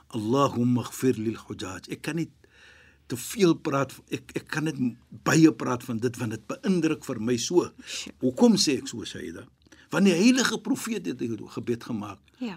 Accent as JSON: {"language": "Afrikaans", "country": "South Africa", "said": "ek is van Suid-Afrika. Ons is van Suid-Afrika"}